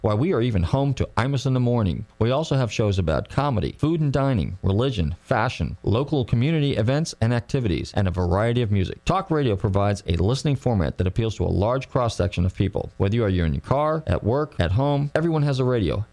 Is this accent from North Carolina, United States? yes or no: no; Bay Area, California, United States; now in Largo, United States; calling in from California, my home state. Okay, actually, same area, Bay Area as well.